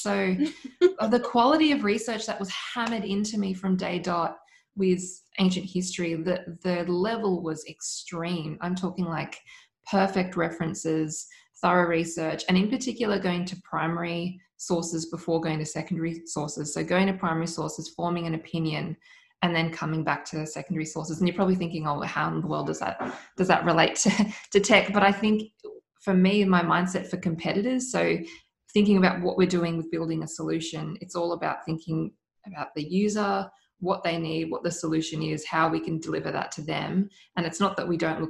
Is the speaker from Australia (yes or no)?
yes; Australia; Being Australian, you're just always, you're the odd man out most of the time in the industry.